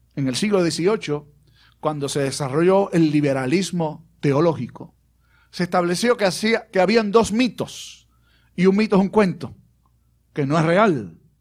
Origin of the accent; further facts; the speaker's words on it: Puerto Rico; also born or lived in Aguadilla / Bayamón; el jíbaro nuestro